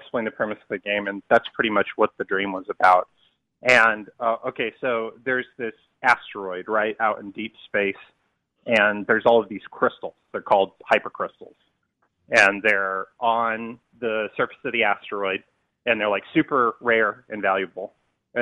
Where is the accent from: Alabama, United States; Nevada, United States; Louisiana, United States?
Nevada, United States; Las Vegas; I'm from Vegas